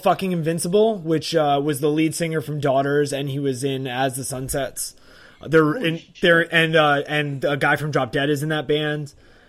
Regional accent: New Jersey, United States; now in Virginia Beach, United States; my wife is from New Jersey, I'm from New Jersey, and we just really miss the Northeast.

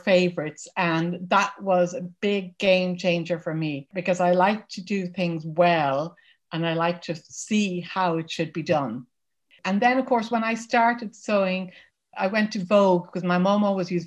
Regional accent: Dublin, Leinster, Ireland; moved away as an adult; now in County Wexford, Ireland; I'm from Dublin, which is the capital city where I lived until 6 years ago when we moved to rural Ireland.

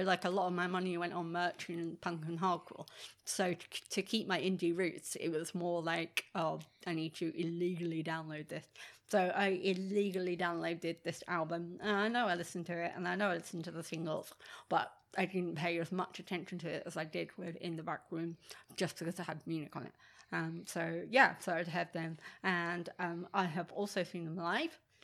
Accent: England, United Kingdom; I'm English and I like English music

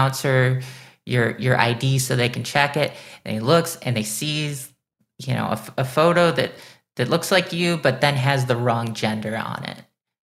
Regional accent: Illinois, United States; I was born in Illinois, I was raised in Illinois, I live in Chicago

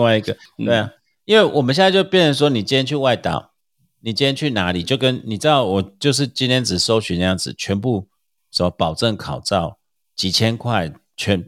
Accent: Taiwan; 我们台湾人

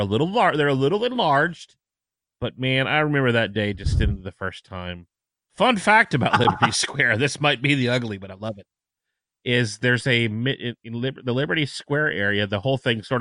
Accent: Virginia, United States; I grew up in Virginia, so spent tons of time in Williamsburg.

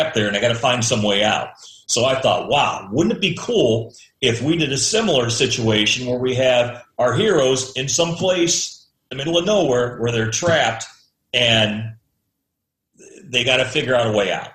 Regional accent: Imperial, Missouri, United States; That's where I grew up, in Imperial

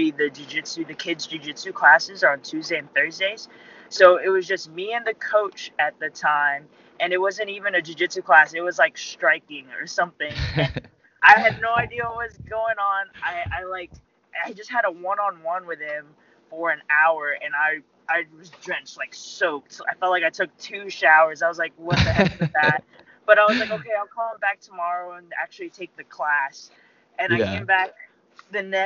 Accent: Alpharetta, Georgia, United States; born or raised there; also born or lived in Philippines

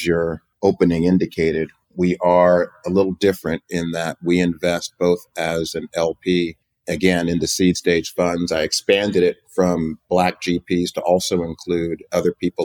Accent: Oakland, California, United States; also born or lived in Virginia; I was born in Oakland and went to Hampton University, a historically black college in Virginia, came back to the Bay

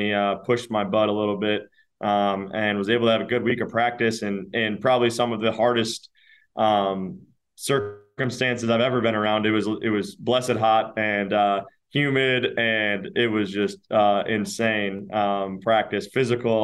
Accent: Minnesota, United States; born or raised there

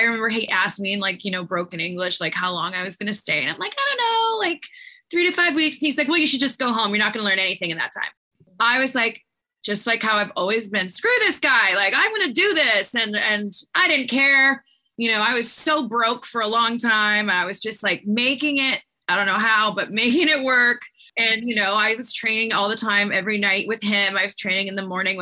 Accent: Canada; moved away; we're two blondes from Canada

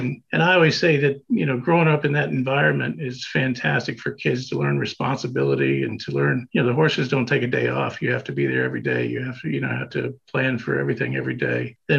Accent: Noblesville, Indiana, United States; also born or lived in Chicago; we grew up in Indiana, in just north of Indianapolis, in a little town called Noblesville. And back then, we called it Nobletucky because it was a small little town. Now, you wouldn't recognize it. It's just grown out.

